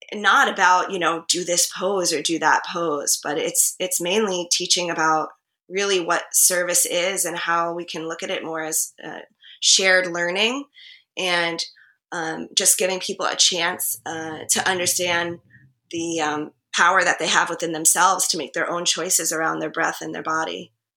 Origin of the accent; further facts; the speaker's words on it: New Jersey, United States; moved away as an adult; also born or lived in Harlem, New York City; now in New York City, United States; I grew up in Jersey